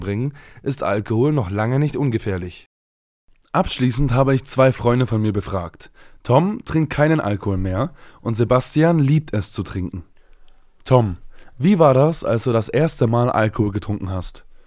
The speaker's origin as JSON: {"language": "German", "country": "Germany", "said": "hier bei uns in Deutschland"}